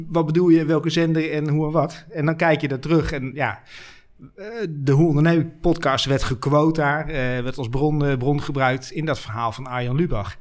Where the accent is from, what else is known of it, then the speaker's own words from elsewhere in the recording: Netherlands; wij als Hollanders